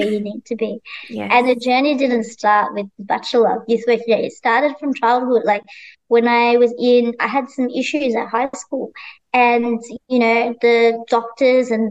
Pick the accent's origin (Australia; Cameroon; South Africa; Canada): Australia; growing up in Australia